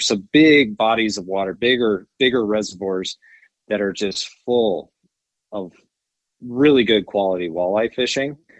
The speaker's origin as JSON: {"language": "English", "region": "Wyoming", "country": "United States", "tie": "born or raised there", "said": "from Wyoming, so I'm a Wyomingite, born"}